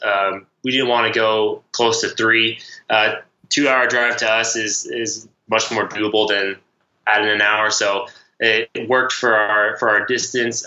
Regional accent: Nebraska, United States; we grew up in Nebraska

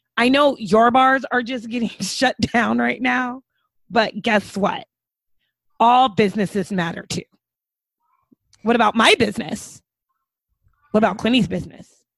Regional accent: United States

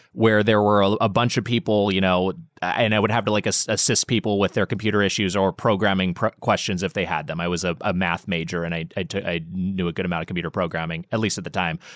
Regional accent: Long Beach, California, United States; also born or lived in Los Angeles; we're both from Long Beach area, uh, Long Beach

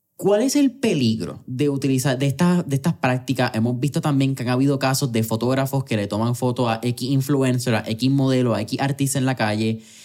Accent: Puerto Rico

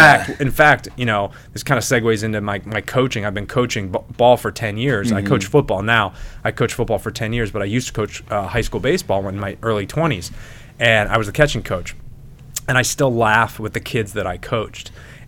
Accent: Lyndhurst, Tennessee, United States; Yeah, since we grew up in Lyndhurst, man. Yeah. Lyndhurst Dad's Club.

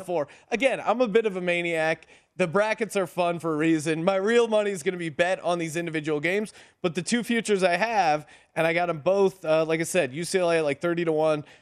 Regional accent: Bethlehem, Pennsylvania, United States; I'm from Bethlehem, Pennsylvania

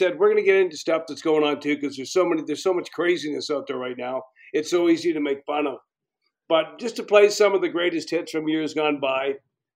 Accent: Calgary, Alberta, Canada; also born or lived in Edmonton; I was from Calgary

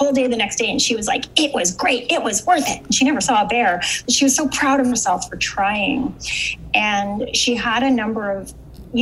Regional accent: Canada; I'm from Canada.

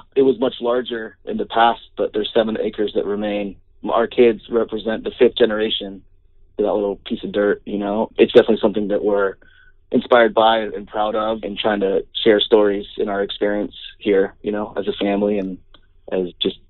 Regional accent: Orange County, Southern California, United States; my brother and I grew up down south in Orange County outside L.A., Southern California. But we'd spend summers and, you know, holidays traveling up to the orchard to go visit family in Sebastopol.

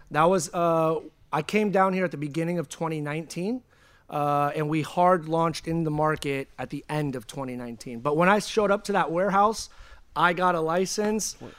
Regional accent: Pacheco, California, United States; also born or lived in San Francisco / Oakland / Vallejo; I grew up in the Bay in a small town called Pacheco.

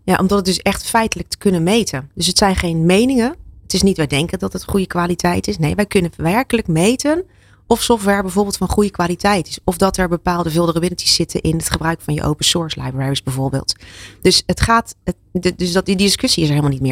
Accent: Zeeland, Netherlands; ik kom uit Zeeland. Daar is water, hè, duidelijk. Daar hebben we genoeg eh, tegen gevochten

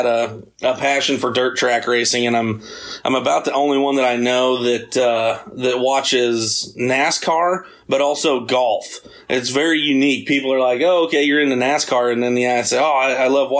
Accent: Knoxville, Iowa, United States; my hometown track, Knoxville Raceway

